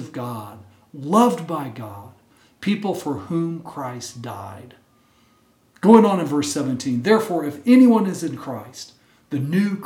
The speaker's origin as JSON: {"language": "English", "region": "Texas", "country": "United States", "tie": "born or raised there", "said": "When I was a little kid growing up in Texas"}